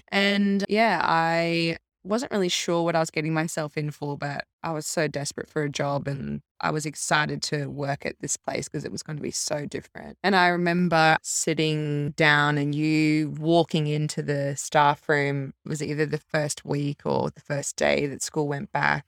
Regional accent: Brisbane, Queensland, Australia; also born or lived in Melbourne; Grew up in Melbourne, moved up to Brisbane when I was, like, eight, went to school up there

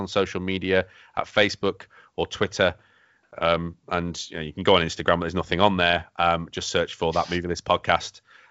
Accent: United Kingdom; we're British

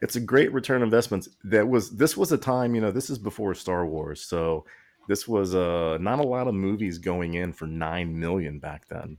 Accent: Texas, United States; we grew up in Texas

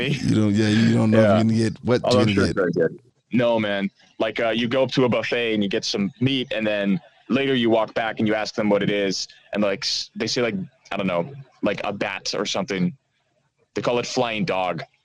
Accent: Australia; now in Amsterdam, Netherlands; yeah, I'm Australian. You know, I've been here for uh, for since uh, what was it like June of last year

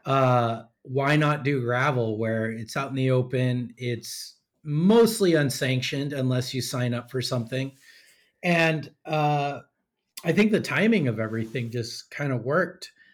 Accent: Sacramento, California, United States; also born or lived in North County, San Diego; now in San Diego, United States; I grew up in the flat heat of Sacramento.

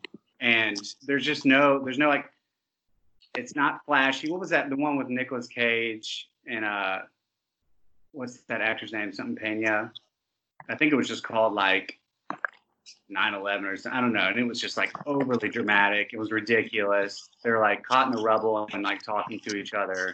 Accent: Montgomery, Alabama, United States; we're all from Montgomery, Alabama

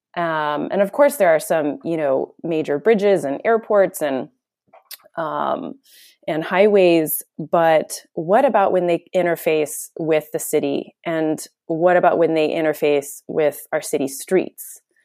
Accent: United States; now in Netherlands; being American

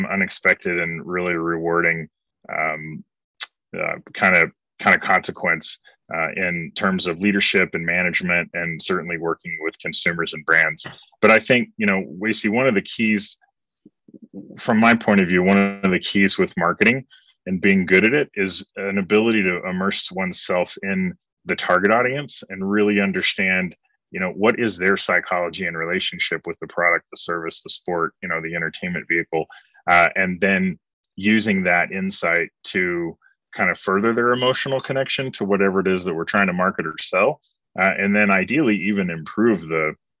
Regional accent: Broken Arrow, Oklahoma, United States; moved away; also born or lived in Dallas / Portland, Oregon / Los Angeles / Asia; I grew up in Broken Arrow, Oklahoma, which is, as some of your listeners and viewers will know, is Southeast Tulsa

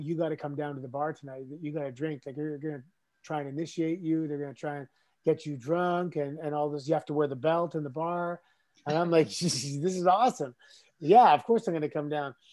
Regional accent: Toronto, Ontario, Canada; Growing up in Toronto, we had a huge nightclub scene.

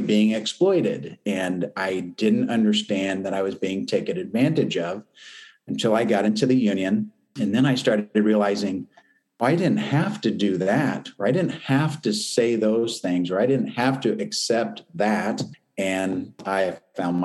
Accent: Champaign, Illinois, United States; I grew up in North Champaign in Dobbins Downs, on Dobbins Street

